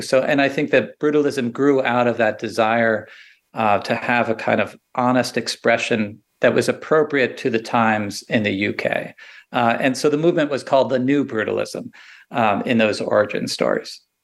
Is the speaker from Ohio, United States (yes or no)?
no; about an hour west of Manhattan, New Jersey, United States; I grew up about an hour west of Manhattan